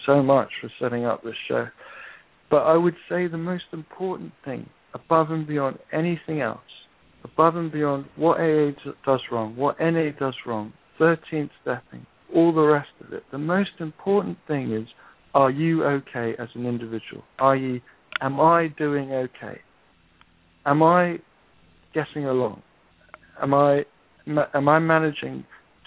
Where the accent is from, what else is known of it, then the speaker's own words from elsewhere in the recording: United Kingdom; I'm a Brit.